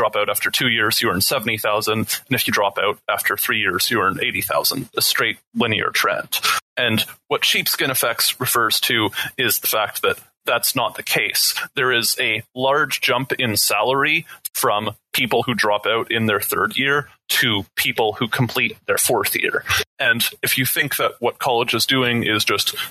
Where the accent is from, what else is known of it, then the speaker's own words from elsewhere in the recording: Canada; I'm Canadian